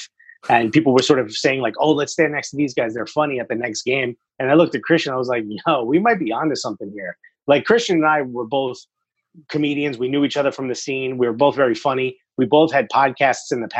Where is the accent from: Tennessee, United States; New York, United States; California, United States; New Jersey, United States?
New Jersey, United States; Newark; I grew up in Newark